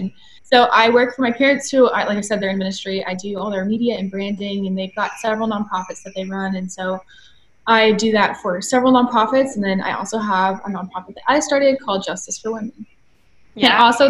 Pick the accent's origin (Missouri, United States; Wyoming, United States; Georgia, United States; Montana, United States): Georgia, United States; Atlanta; also born or lived in California; Yeah, so I am 26 years old, and I was born and raised in Atlanta, Georgia.